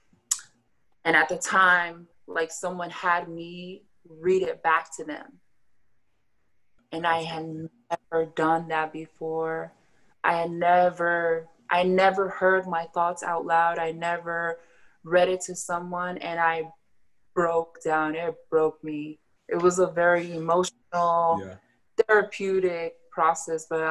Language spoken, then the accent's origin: English; Tonga; I'm Tongan